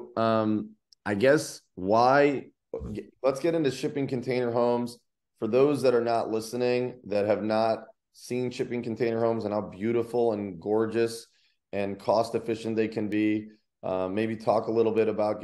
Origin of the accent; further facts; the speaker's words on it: Ohio, United States; moved away; also born or lived in Tennessee; Columbus, Ohio, which is my home state